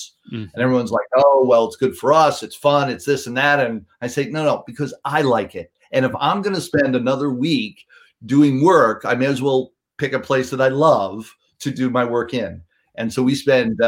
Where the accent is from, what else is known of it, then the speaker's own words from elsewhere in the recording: New York City, New York, United States; I grew up in New York City, cut my teeth cold calling in Midtown Manhattan